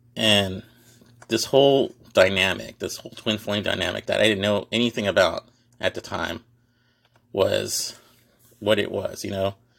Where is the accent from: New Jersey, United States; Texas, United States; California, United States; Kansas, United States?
Texas, United States; Houston; also born or lived in Dallas-Fort Worth area; I'm from Houston